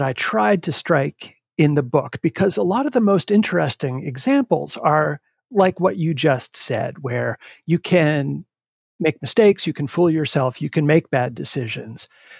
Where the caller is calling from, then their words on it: Needham, Massachusetts, United States; I am in Needham, just outside of Boston.